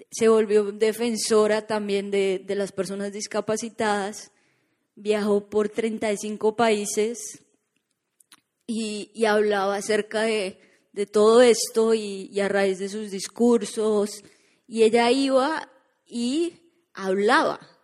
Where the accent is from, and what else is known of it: Colombia; now in Orlando, United States